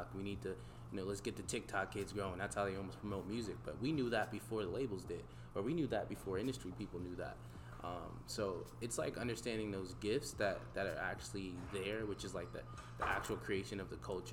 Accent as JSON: {"language": "English", "town": "Voorhees", "region": "New Jersey", "country": "United States", "tie": "born or raised there", "also_born_or_lived": "Camden, New Jersey / Sicklerville, New Jersey", "said": "I'm from South Jersey, right across the bridge from Philly"}